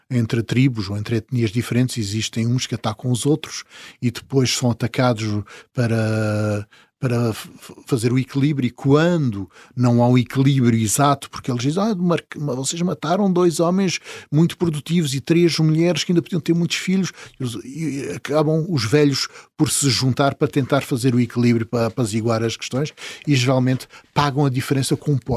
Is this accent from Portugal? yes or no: yes; São Miguel Island, Azores, Portugal; Eu sou açoriano. Sim. Uh, nasci na ilha de São Miguel, apesar de eu costumar dizer que sou um açoriano das ilhas todas